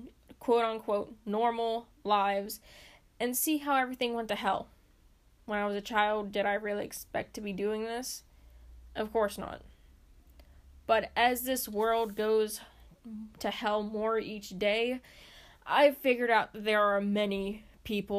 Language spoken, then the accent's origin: English; Pennsylvania, United States; my hometown, my home state, Pennsylvania